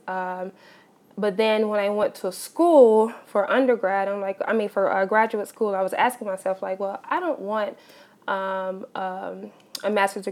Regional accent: Chicago, Illinois, United States; I am from Chicago, Illinois. Born and raised on the south side of Chicago

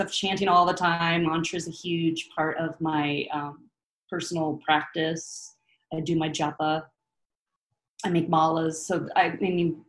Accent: California, United States; also born or lived in Santa Rosa, California; now in Occoquan, United States; I was born up in Santa Rosa, which is up north, hippie area. And then we ended up in Southern California when I was in middle school

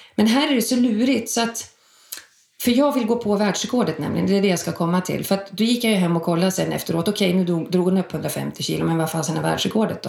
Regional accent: Sundsvall, Västernorrland County, Sweden; moved away as an adult; now in Stockholm, Sweden; Jag kommer från Sundsvall, flyttade till Stockholm 94.

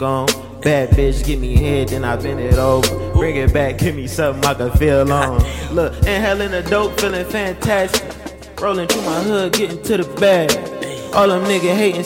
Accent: Detroit, Michigan, United States; I'm from the West Side, Detroit, 7 Mile

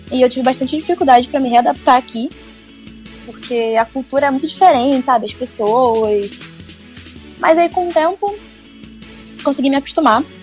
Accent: Manaus, Amazonas, Brazil; also born or lived in Rio de Janeiro, Brazil; É, eu nasci no Rio de Janeiro e com dois anos, meu pai foi, quando eu tinha dois anos, meu pai foi transferido para Manaus ele é da Marinha.

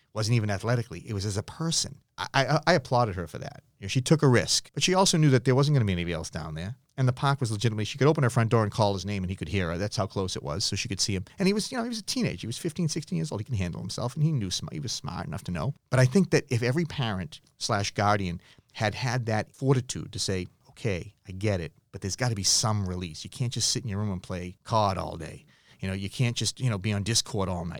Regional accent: Massachusetts, United States; born or raised there

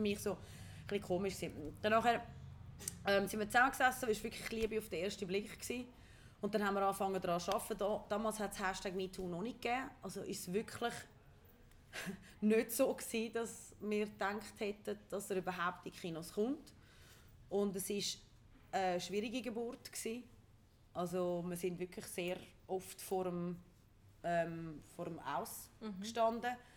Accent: Ticino, Switzerland; moved away; also born or lived in Zurich; ich bin wirklich im Tessin aufgewachsen, aus irgendeinem Grund meint man immer, ich bin Zürcherin.

